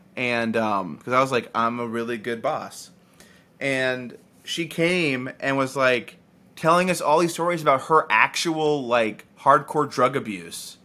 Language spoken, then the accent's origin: English; the South, United States; I'm from the South